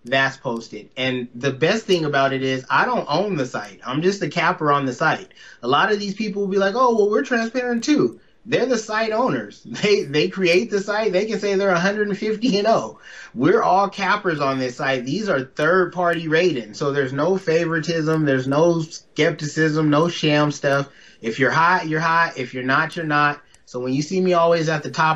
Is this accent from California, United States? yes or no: yes; Pomona, California, United States; now in Las Vegas, United States; I'm from Pomona, California